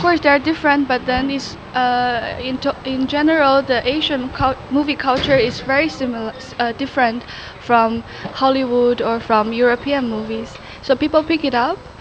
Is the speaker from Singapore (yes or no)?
no; China; now in Netherlands; I'm from China